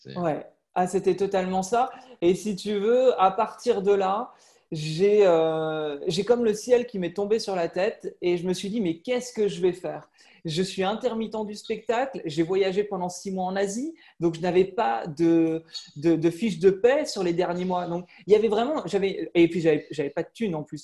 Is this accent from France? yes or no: yes; western France, France; moved away; also born or lived in Paris / London; je suis originaire de l'ouest de la France. Euh, avec ma famille qui est toujours là-bas.